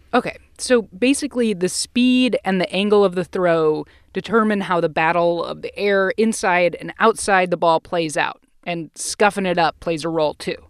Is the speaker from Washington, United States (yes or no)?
no; Ohio, United States; where I grew up in Ohio